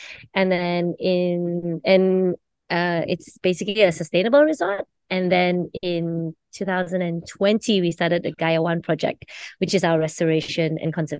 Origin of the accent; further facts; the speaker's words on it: Kota Kinabalu, Sabah, Malaysia; I'm actually from Sabah, from